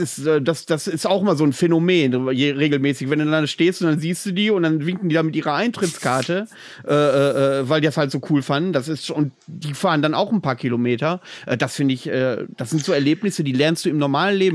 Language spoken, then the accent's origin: German; near Bielefeld, North Rhine-Westphalia, Germany; now in Greifswald, Germany; aus meiner alten Heimat, aus der Nähe von Bielefeld